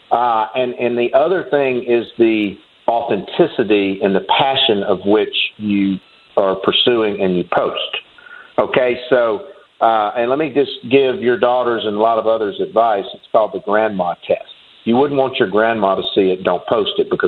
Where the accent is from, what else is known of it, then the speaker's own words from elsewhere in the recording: Chatom, Alabama, United States; moved away as an adult; now in Atlanta, United States; growing up in very rural lower Alabama in a town called Chatham with one red light